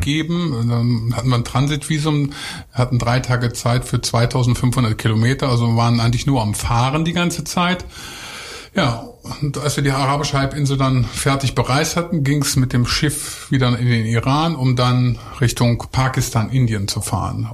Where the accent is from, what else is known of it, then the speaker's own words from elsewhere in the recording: Lower Saxony, Germany; ich komme ja eigentlich vom Bauernhof. Ich bin aus Niedersachsen